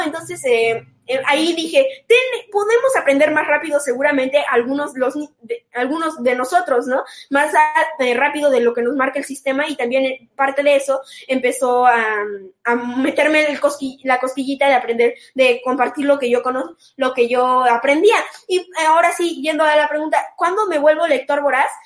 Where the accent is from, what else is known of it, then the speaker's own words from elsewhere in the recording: Xalapa, Veracruz, Mexico; also born or lived in Mexico City; cuando regresé de nuevo a la ciudad de Jalapa, do-, de donde yo nací